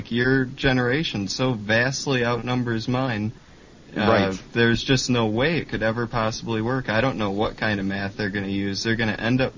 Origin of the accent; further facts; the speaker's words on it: Big Rapids, Michigan, United States; I'm from Big Rapids, Michigan. Actually, I just moved up here a little bit further north